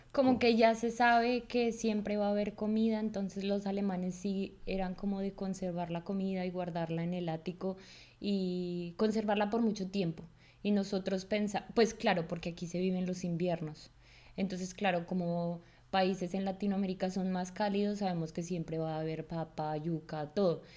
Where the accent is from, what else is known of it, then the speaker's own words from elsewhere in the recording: Colombia; now in Germany; una colombiana